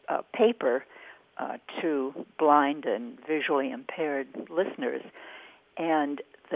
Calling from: San Diego, California, United States; I'm calling from San Diego.

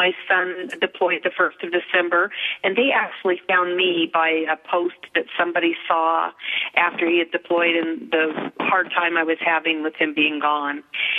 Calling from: Denver, Colorado, United States; I'm in Denver, Colorado.

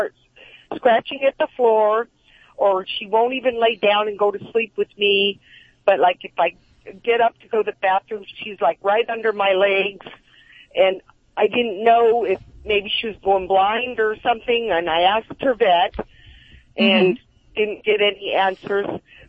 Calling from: Simi Valley, California, United States; Oh, I live in Simi Valley.

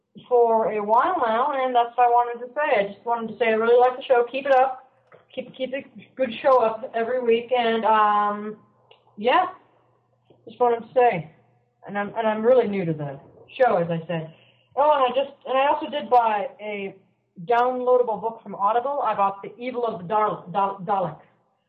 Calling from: Vermont, United States; I'm calling from Vermont.

